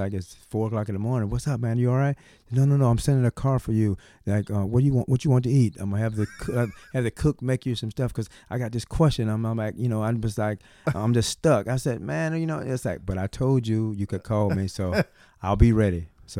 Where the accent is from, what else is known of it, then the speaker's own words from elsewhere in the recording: the South, United States; we're from the South. He's from the South. I'm from the South.